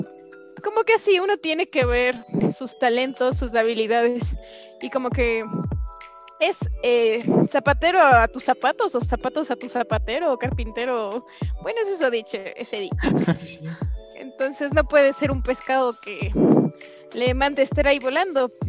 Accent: Ecuador; ingenierías en mi país, el Ecuador

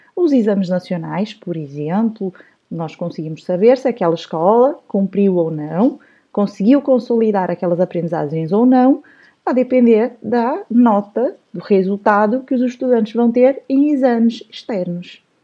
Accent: Brazil; moved away; also born or lived in São Paulo; eu nasci no Brasil, cresci no Brasil, fui professora no Brasil

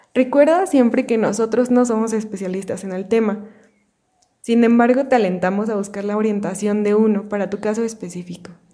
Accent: Mexico; nuestro país

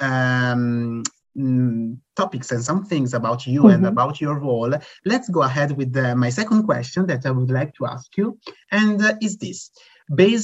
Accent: Italy; I'm from Italy

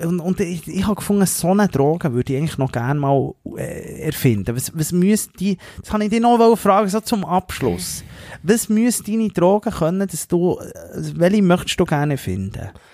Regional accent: Switzerland; als Schweizer

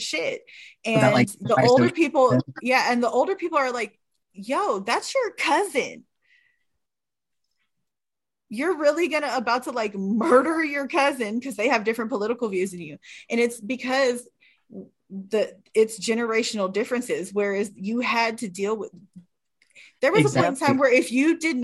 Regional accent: California, United States; I grew up in California

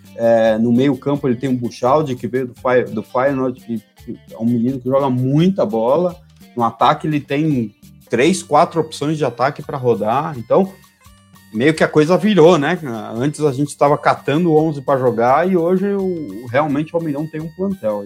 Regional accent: Argentina; now in Brazil; como torcedor do Boca e como argentino

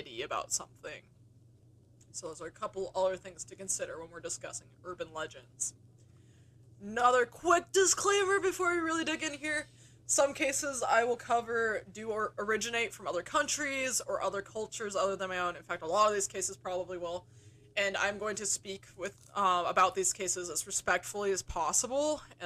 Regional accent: United States; like me from America

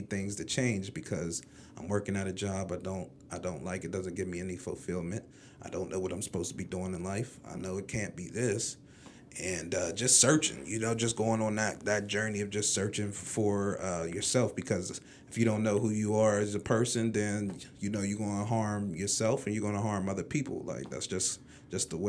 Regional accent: McKeesport, Pennsylvania, United States; I grew up in the Mon Valley and Clear in McKeesport

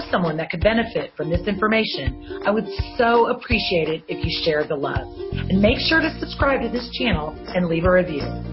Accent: Houston, Texas, United States; I grew up in Houston

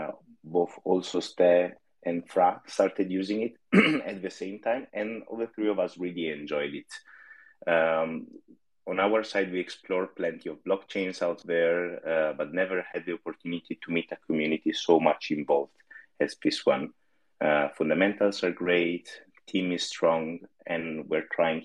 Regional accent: Italy; now in Netherlands; I'm originally from Italy

